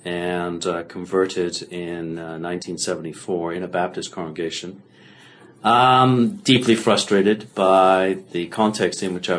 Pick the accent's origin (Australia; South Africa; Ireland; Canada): Canada; I'm a Canadian.